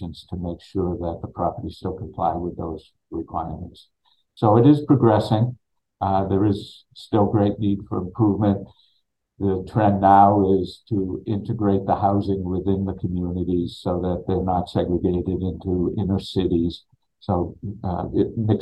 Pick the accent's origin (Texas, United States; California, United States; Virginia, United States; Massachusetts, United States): Massachusetts, United States; Peabody; moved away as an adult; now in Quincy, United States; I'm from Peabody